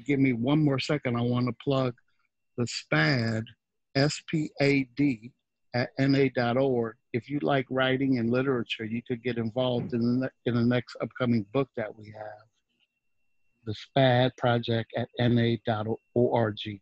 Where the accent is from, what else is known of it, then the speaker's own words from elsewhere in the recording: New Orleans, Louisiana, United States; moved away; also born or lived in Dallas, Texas / Seattle; I was from New Orleans and I lived in Dallas, Texas.